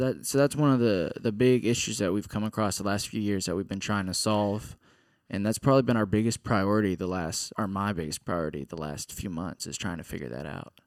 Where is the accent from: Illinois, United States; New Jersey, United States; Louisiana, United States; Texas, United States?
Texas, United States; Katy; I'm from Katy, Texas